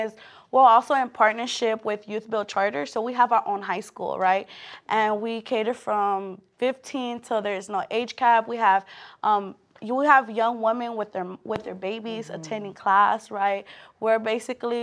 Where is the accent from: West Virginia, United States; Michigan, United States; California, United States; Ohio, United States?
California, United States; Los Angeles; born and raised in South Central